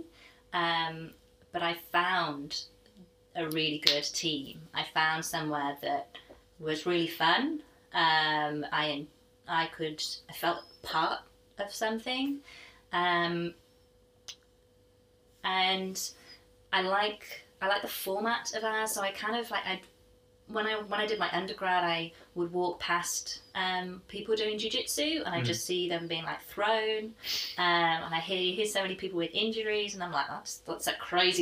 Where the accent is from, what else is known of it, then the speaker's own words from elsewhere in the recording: Llandudno, Wales, United Kingdom; moved away as an adult; now in Australia; I'm from North Wales in a town called Llandudno